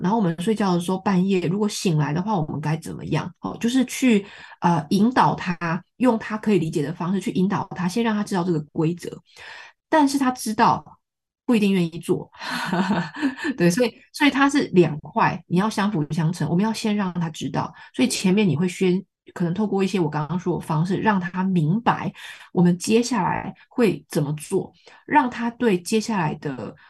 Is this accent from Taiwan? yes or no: yes; Taiwan; 我自己也是台湾长大的孩子